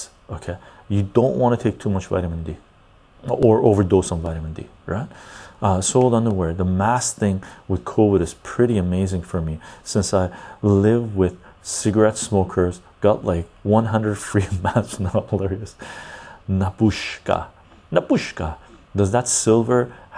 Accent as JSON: {"language": "English", "country": "Iran", "tie": "born or raised there", "moved": "yes", "said": "I was born in Iran"}